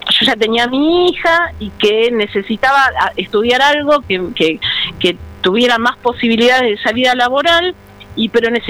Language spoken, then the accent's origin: Spanish; San Vicente, Buenos Aires Province, Argentina; yo, yo soy de San Vicente, de un pueblo a unos 45 kilómetros de acá de Avellaneda